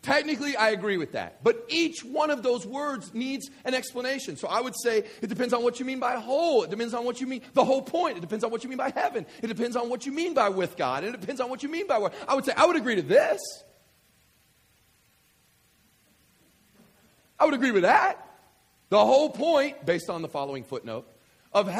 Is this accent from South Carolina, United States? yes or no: no; West Kentucky, United States; I remember being a kid growing up in West Kentucky and growing up in these small country churches